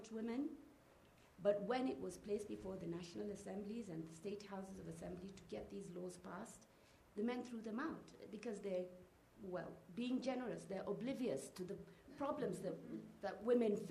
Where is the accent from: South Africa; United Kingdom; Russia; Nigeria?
Nigeria; I come from Nigeria